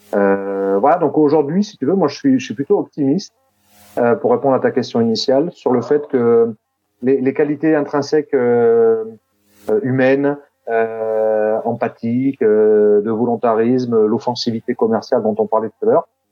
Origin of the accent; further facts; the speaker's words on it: Clermont-Ferrand, Auvergne-Rhône-Alpes, France; moved away as an adult; also born or lived in south-east France; now in Toulouse, France; mais je suis pas toulousain, moi, je suis de Clermont-Ferrand à la base